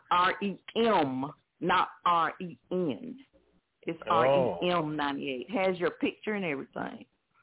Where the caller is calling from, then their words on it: Montgomery, Alabama, United States; Alabama. Montgomery, Alabama.